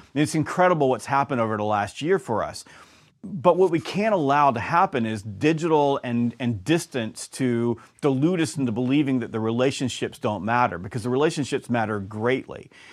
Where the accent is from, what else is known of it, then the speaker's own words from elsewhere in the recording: the South, United States; also born or lived in Georgia; I'm from the South